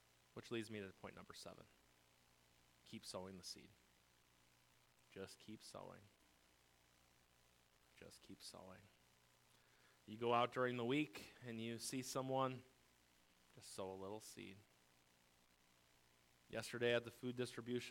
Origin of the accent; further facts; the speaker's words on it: United States; I'm an American through and through